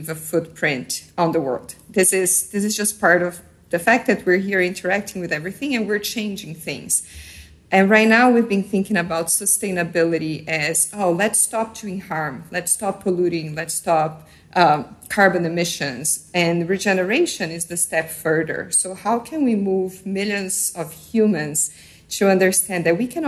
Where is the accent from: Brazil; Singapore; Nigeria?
Brazil; I was born in Brazil. I'm half Brazilian, half Japanese